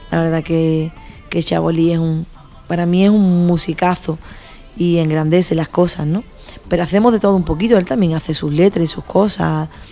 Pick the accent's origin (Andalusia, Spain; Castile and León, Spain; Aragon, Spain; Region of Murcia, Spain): Andalusia, Spain; San Fernando; also born or lived in Madrid; siempre volví a mi tierra, ¿no? A San Fernando, a Cádiz